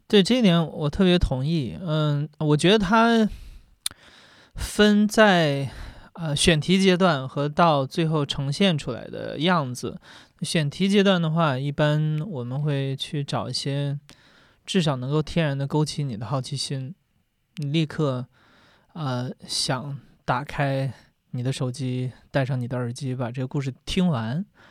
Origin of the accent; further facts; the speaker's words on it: Northeast China, China; 因为东北的森林非常地好